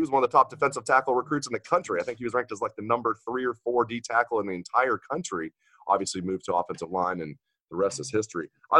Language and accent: English; Dayton, Ohio, United States; I'm from the Dayton area, too.